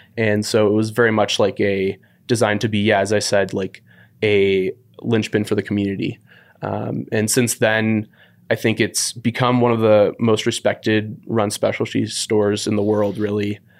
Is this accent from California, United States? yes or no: yes; San Francisco, California, United States; moved away as an adult; also born or lived in Walla Walla, Washington; born and raised in San Francisco